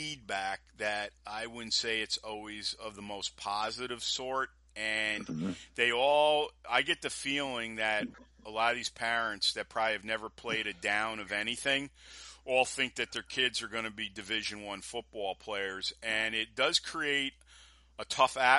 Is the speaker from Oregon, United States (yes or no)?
no; New York, United States; being a New Yorker